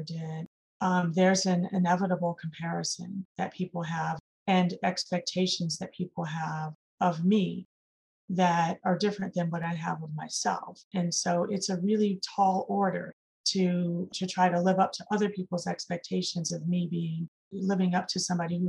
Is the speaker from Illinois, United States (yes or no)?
yes; Chicago, Illinois, United States; I'm from Chicago